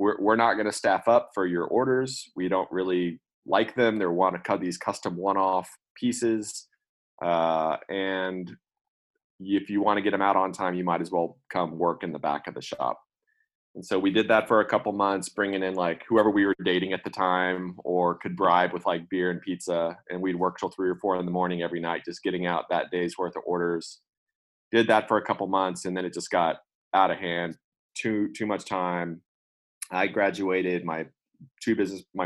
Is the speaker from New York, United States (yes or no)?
no; Austin, Texas, United States; I'm from Austin, went to UT undergrad for computer science and then UT law school.